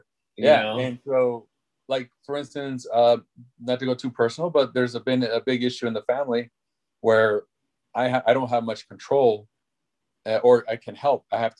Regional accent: England, United Kingdom; No, I just took it like, I was just trying to be funny, like, no, I'm English. Of course I speak English, you know?

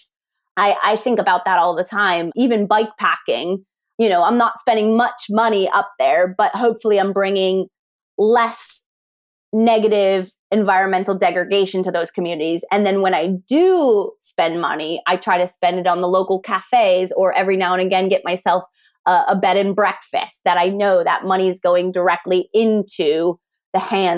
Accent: Pennsylvania, United States; also born or lived in California / Canada; now in Swansea, United Kingdom; the accent comes originally from the United States. I grew up in Pennsylvania and then eventually, you know, out to California

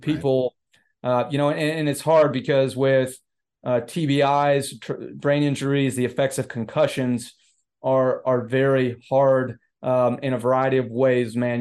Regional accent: Florida, United States; Yeah, so I grew up in, in Florida, uh, not necessarily, I didn't, I moved around a lot, so there's not a specific, you know, city in Florida I call my home.

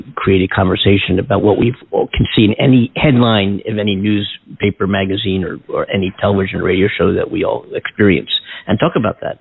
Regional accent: Philadelphia, Pennsylvania, United States; I'm from Philadelphia

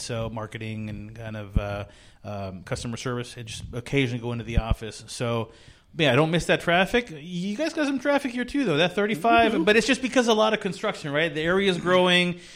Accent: California, United States; moved away as an adult; now in Texas, United States; we're from California

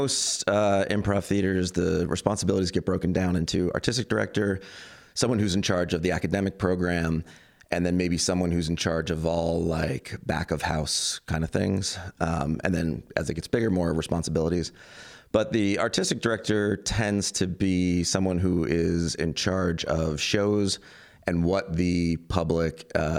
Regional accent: Queens, New York, United States; also born or lived in Long Island; It's just like the where I was raised and the way I was raised in Queens and Long Island.

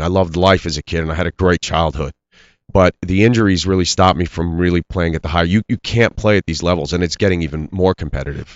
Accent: Bethlehem, Pennsylvania, United States; also born or lived in Tehran, Iran / New York; I lived in Bethlehem and I was, and I went to school there as a, as a young kid

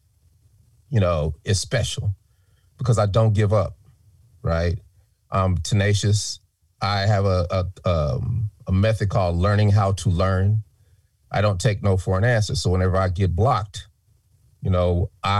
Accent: Denver, Colorado, United States; moved away; we're from Denver

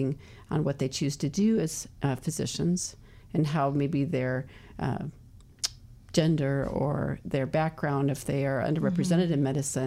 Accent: Phoenix, Arizona, United States; moved away; also born or lived in Guam; I grew up in Phoenix.

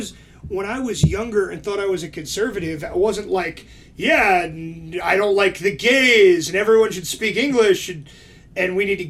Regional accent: East Coast, United States; when we grew up on the East Coast, where diversity really was like there's people from everywhere.

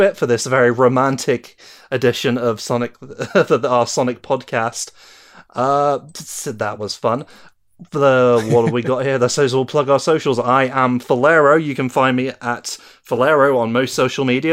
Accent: United Kingdom; I'm British.

